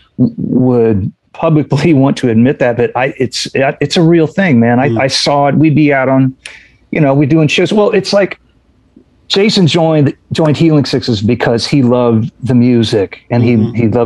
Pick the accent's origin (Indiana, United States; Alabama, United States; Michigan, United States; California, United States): Indiana, United States; We're all from Indiana